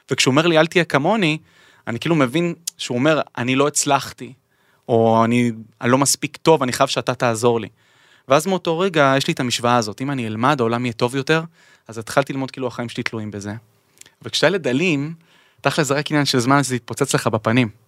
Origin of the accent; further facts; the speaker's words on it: Ness Ziona, Central District, Israel; בעיר המדהימה הזאת, המקום הנפלא הזה שמבחינתי הוא תמיד תמיד תמיד בית.